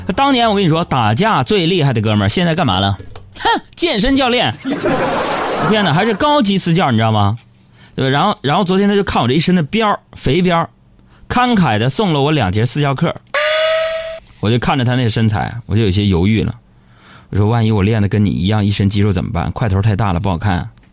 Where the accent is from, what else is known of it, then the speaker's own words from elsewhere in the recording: China; 俺们中国人